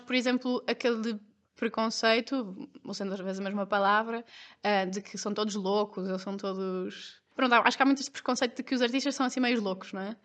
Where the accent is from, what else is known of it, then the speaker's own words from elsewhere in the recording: Porto, Norte, Portugal; also born or lived in Lisbon; eu sou do Porto e tirei o curso em Lisboa